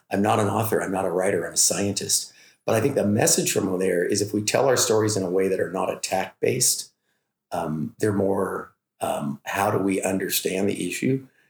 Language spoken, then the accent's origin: English; Oroville, California, United States; we're from Butte County, California. I actually ranch. Hometown is Oroville